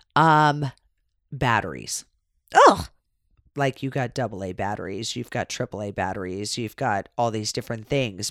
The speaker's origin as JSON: {"language": "English", "region": "California", "country": "United States", "tie": "born or raised there", "said": "we grew up in California."}